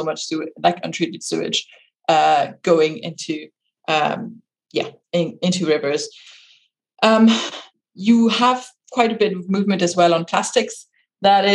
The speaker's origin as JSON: {"language": "English", "region": "Brittany", "country": "France", "moved": "yes", "lives_now": "Northern Ireland, United Kingdom", "said": "I'm from Brittany, a region in France"}